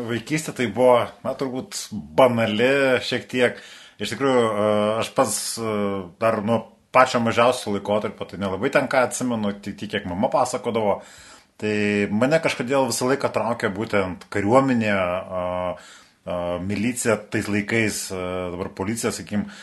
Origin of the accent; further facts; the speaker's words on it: Dzūkai, Dzūkija, Lithuania; also born or lived in Perloja; vis dėlto esam dzūkai. Tai dzūkai visą laiką pasižymėjo tuo, jog visais laikais buvo vieni iš kovingiausių, bet to mano šaknis yra iš Perlojos Respublikos.